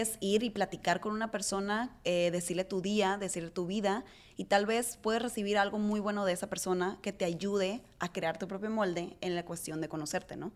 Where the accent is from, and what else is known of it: Mazatlán, Sinaloa, Mexico; born or raised there; moved away as an adult; also born or lived in New York; now in Mazatlán, Mexico